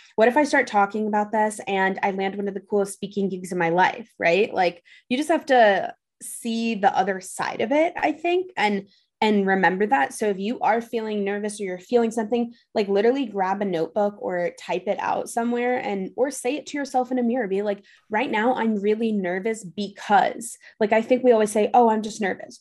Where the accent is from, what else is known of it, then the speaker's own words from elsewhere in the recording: New York City, New York, United States; I grew up in New York City